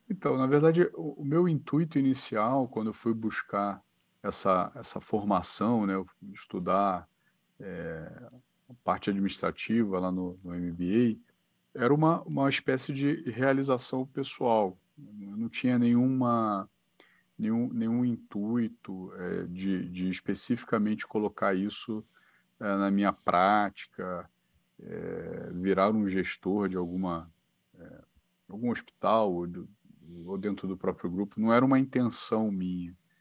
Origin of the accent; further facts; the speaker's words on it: Niterói, Rio de Janeiro, Brazil; moved away as an adult; now in São Paulo, Brazil; eu sou de Niterói